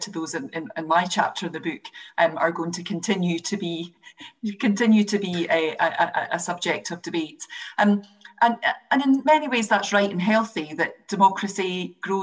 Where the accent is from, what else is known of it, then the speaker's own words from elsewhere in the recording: Scotland, United Kingdom; as a Scot